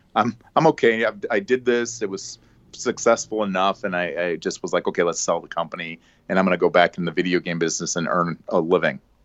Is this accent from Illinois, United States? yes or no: yes; Chicago suburbs, Illinois, United States; born and bred in the Chicago suburbs, uh, where I still, uh, reside